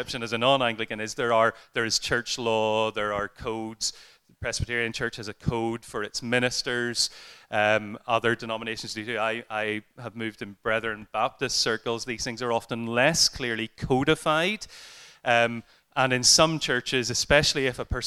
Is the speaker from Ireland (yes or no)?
yes; Ireland; as an Irishman